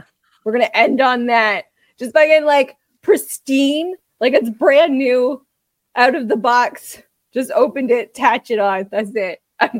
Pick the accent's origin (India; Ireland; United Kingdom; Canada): Canada; That we're Canadian.